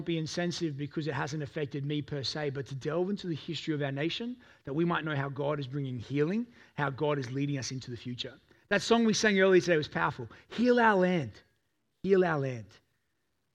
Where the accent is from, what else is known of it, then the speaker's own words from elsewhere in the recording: Toowoomba, Queensland, Australia; I grew up in Toowoomba, amongst a very white community.